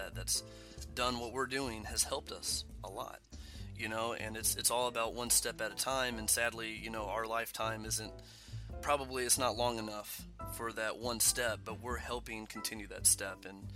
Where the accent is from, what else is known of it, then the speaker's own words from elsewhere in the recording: United States; my experience as an American